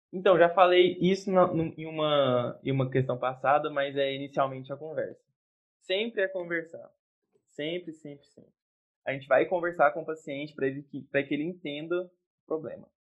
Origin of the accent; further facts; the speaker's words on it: Jataí, Goiás, Brazil; moved away; sou de Jataí, Goiás, cidade maravilhosa